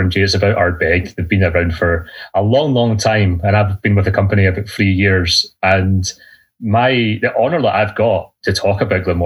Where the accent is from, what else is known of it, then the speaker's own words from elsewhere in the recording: Lanarkshire, Scotland, United Kingdom; I am from Scotland. I'm from a place just outside Glasgow called Lanarkshire